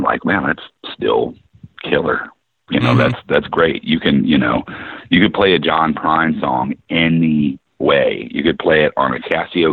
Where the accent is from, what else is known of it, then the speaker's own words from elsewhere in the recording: Ohio, United States; now in Nashville, United States; where I grew up in Ohio